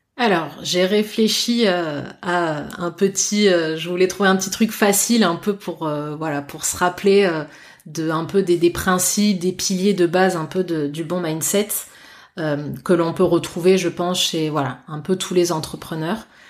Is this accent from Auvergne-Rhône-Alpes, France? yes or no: no; Bordeaux, Nouvelle-Aquitaine, France; je suis bordelaise euh, pure souche